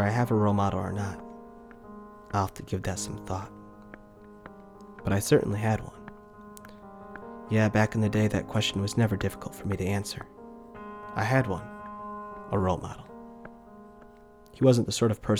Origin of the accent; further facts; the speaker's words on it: United States; moved away as an adult; now in South Korea; as an American new media producer who just turned 20. I mean 30. Working in Korea